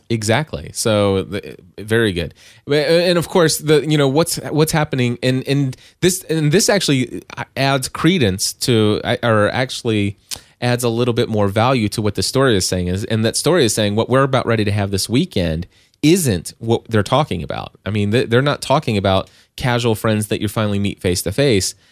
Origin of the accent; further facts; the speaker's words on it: Kentucky, United States; I'm from Kentucky